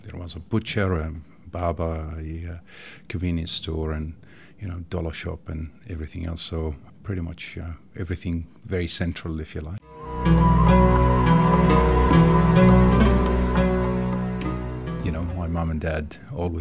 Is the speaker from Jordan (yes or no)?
yes; Jordan; now in Tasmania, Australia; I grew up in Jordan, a small country in the Middle East, to a loving family